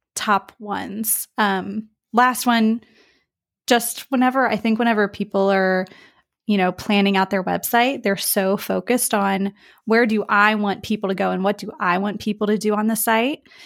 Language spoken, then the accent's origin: English; West Virginia, United States; now in Spain; I'm from the U S, um, I'm from West Virginia